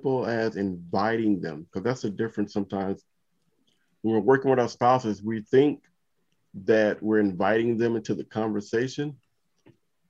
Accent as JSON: {"language": "English", "town": "Compton", "region": "California", "country": "United States", "tie": "born or raised there", "said": "growing up in Compton"}